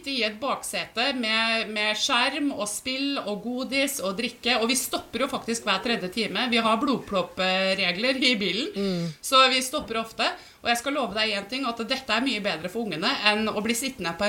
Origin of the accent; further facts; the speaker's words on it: Finnmark, Norway; nå er det jo viktig å si det at jeg har vokst opp i Finnmark og har familie i Fredrikstad.